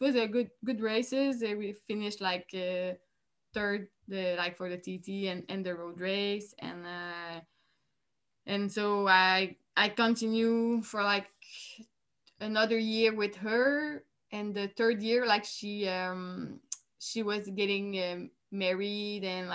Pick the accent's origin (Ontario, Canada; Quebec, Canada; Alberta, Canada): Quebec, Canada; I was from Quebec